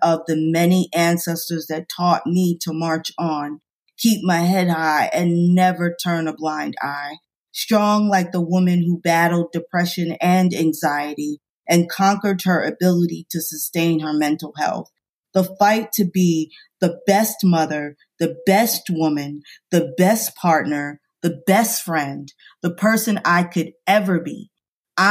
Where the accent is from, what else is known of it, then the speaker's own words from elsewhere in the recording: New York, United States; moved away; I'm from New York